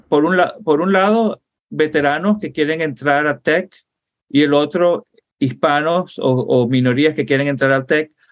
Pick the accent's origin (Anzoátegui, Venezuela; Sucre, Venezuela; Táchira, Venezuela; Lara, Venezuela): Anzoátegui, Venezuela; Puerto La Cruz; also born or lived in Caracas, Venezuela / Fort Lauderdale, Florida, United States; now in United States; Y entonces yo pasé la infancia, y crecí, para mí Venezuela es el oriente. Yo crecí en Puerto La Cruz, en Barcelona